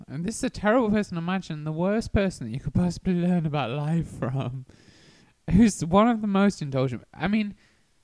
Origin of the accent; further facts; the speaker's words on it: Worcestershire, West Midlands, United Kingdom; in my county, I'm from Worcestershire